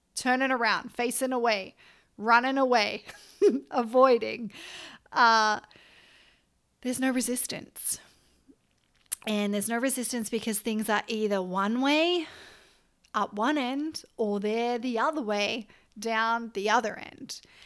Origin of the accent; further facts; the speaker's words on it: Byron Bay, New South Wales, Australia; also born or lived in Canberra; was born in Canberra, grew up, uh, lived there till I was nine, and then we moved up the coast near Byron Bay.